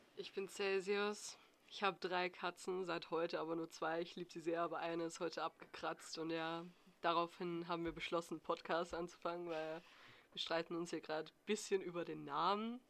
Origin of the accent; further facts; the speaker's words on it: Austria; ich bin aus Österreich